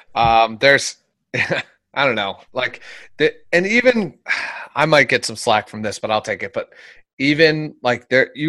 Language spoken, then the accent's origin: English; Philadelphia, Pennsylvania, United States; moved away; I'm originally from Philadelphia